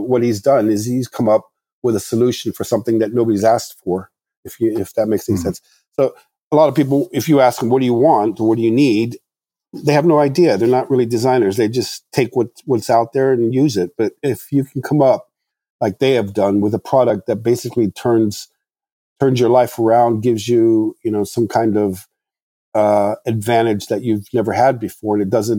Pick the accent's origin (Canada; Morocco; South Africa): Morocco; English is a second language; now in United States; I mean, when I grew up in Morocco, the farthest thing from my mind was going to the United States and studying car design.